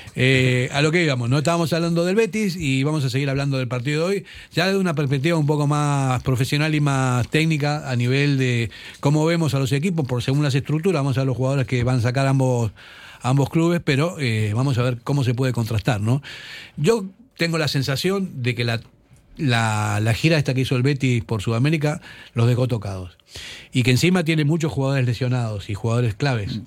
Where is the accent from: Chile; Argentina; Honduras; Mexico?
Argentina; moved away; Yo como, como argentino